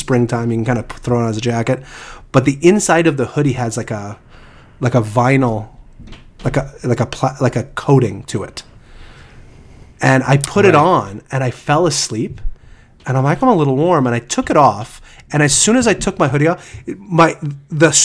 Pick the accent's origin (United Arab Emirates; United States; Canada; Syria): Canada; I'm from Canada